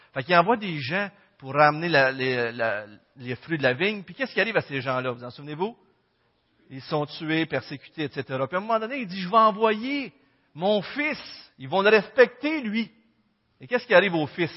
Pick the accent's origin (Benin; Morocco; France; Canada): Canada; Quebec; on est tous des Québécois